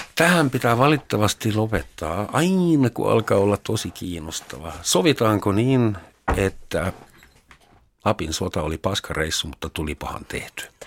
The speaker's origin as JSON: {"language": "Finnish", "town": "Überlingen", "region": "Baden-Württemberg", "country": "Germany", "tie": "born or raised there", "second_language": "Finnish", "moved": "as an adult", "lives_now": "Finland", "said": "Yberlingen nimistä kaupunkia, jossa minä synnyin"}